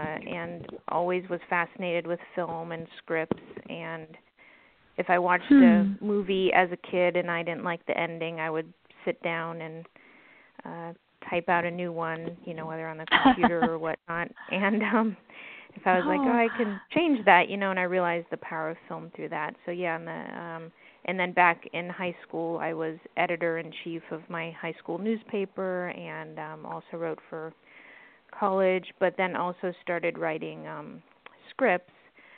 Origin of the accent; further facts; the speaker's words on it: East Coast, United States; now in Los Angeles, United States; I'm originally from the East Coast, both the Southeast and Northeast